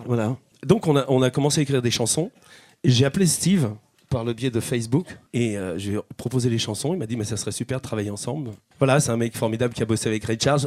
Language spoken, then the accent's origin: French; Chambéry, Auvergne-Rhône-Alpes, France; moved away; also born or lived in Paris; moi je suis de Chambéry